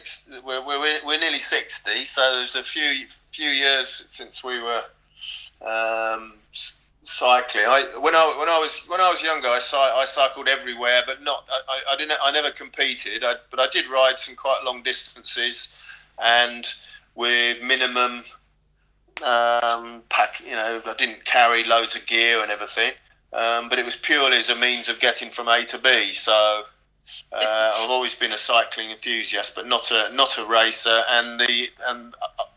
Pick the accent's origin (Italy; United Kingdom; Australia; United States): United Kingdom; England; I'm English